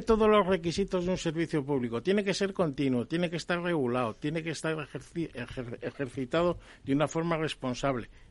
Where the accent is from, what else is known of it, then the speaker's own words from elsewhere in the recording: Palencia, Castile and León, Spain; now in Cantabria, Spain; yo no soy cántabro, yo soy de Palencia. Pero vamos, llevo ya más años en Cantabria.